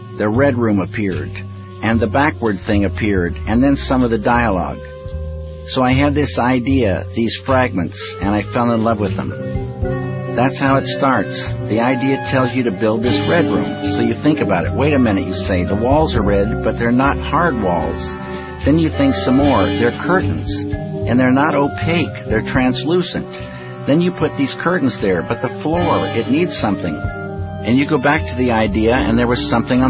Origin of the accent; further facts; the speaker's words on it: Missoula, Montana, United States; I'm just a guy from Missoula, Montana